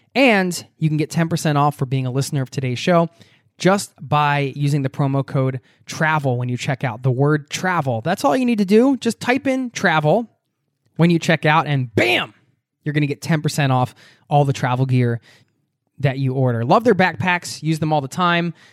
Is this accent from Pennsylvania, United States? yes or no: yes; outside of Philadelphia, Pennsylvania, United States; moved away; also born or lived in Norway; I grew up outside of Philadelphia area